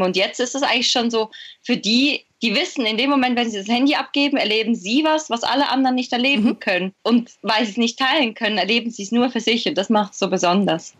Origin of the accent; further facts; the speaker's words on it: Switzerland; bei uns in der Schweiz